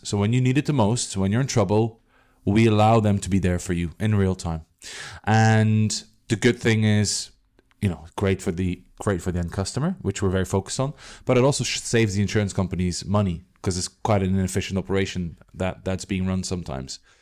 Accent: Belgium; moved away; I'm from Belgium

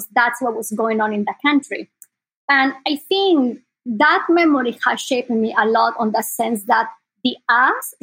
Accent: Sucre, Chuquisaca, Bolivia; English is a second language; moved away as an adult; now in Bay Area, United States; I was born in South America, in Bolivia, and I was born in the capital of Bolivia. It's a small city called Sucre.

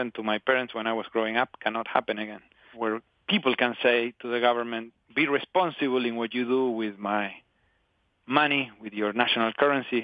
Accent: Patagonia, Argentina; born or raised there

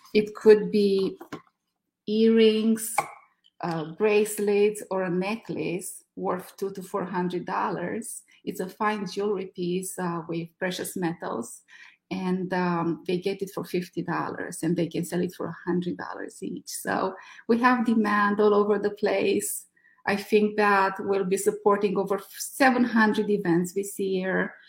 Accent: Romania; moved away as an adult; now in California, United States; I'm from Romania.

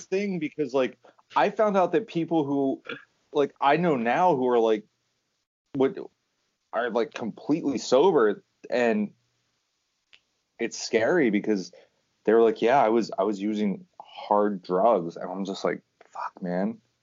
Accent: Pennsylvania, United States; we're all from Pennsylvania

